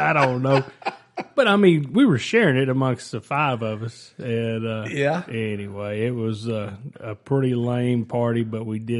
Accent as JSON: {"language": "English", "town": "Rockdale", "region": "Texas", "country": "United States", "tie": "born or raised there", "said": "So I grew up in the big city. I was actually born at the hospital here in Rockdale, Texas. So I'm a born and raised Rockdale guy."}